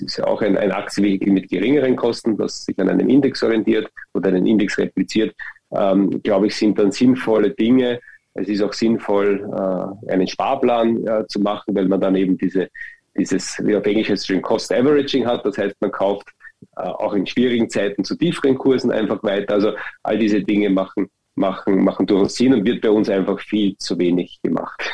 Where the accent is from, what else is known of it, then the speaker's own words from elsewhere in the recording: Austria; Bei uns in Österreich